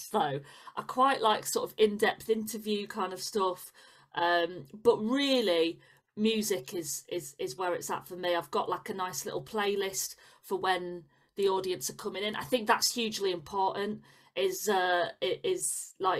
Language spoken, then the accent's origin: English; Leeds, Yorkshire and the Humber, United Kingdom; Leeds City Varieties, which is like my hometown one. Yeah. That's where I used to go and watch the pantomime every Christmas.